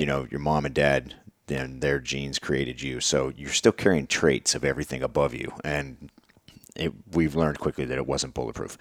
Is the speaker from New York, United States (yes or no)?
no; Pennsylvania, United States; moved away; also born or lived in Virginia; I'm from Pennsylvania, and I've been living in Virginia for a long time at that point